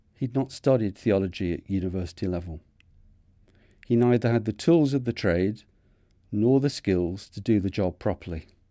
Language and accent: English; Manchester, North West England, United Kingdom; accent: Manchester; my Manchester accent